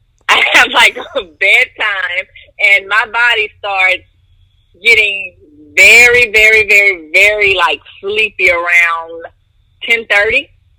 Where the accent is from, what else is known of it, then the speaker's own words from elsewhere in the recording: Monroe, Louisiana, United States; Actually, growing up in the South, let's say, it really wasn't where I grew up that influenced my sense of fashion.